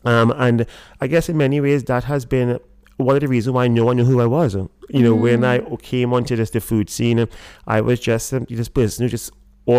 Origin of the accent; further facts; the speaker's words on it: Trinidad & Tobago; moved away; the reason it has a pelican is almost as a homage to to growing up in Trinidad. There was a bar called the Pelican, which I loved and I adored, and I spent so much time there, and this is like me bringing back a part of my past.